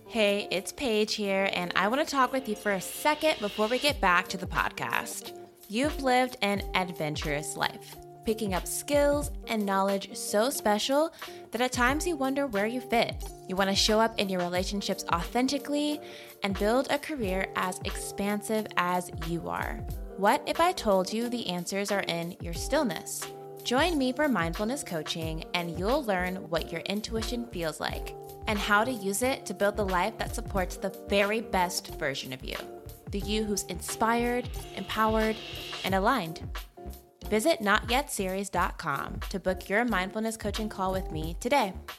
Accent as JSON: {"language": "English", "region": "Texas", "country": "United States", "tie": "born or raised there", "also_born_or_lived": "New York City", "moved": "as an adult", "lives_now": "North Carolina, United States", "said": "I grew up in Texas and spent a decent amount of my adult life in New York City"}